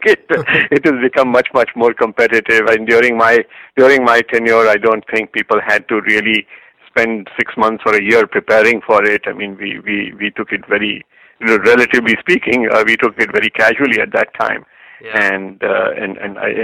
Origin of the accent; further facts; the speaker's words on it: Kanpur, Uttar Pradesh, India; moved away; So I grew up in Kanpur in North India.